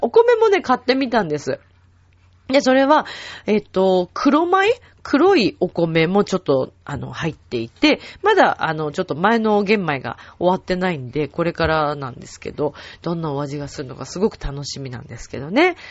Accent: Shizuoka, Japan; moved away; also born or lived in Mishima, Shizuoka; 自分が静岡出身

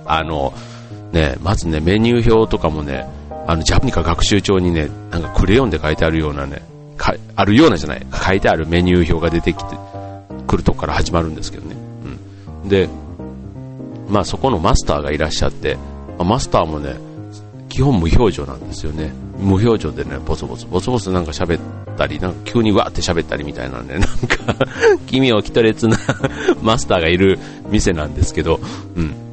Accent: Osaka, Japan; moved away; 僕もあの、出身がというか、あの、実家が大阪にあるんでね

